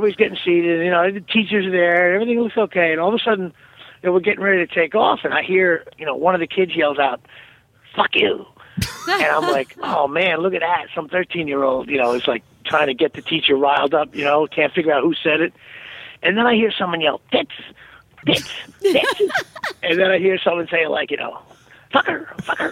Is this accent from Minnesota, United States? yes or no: no; New Jersey, United States; I'm from Jersey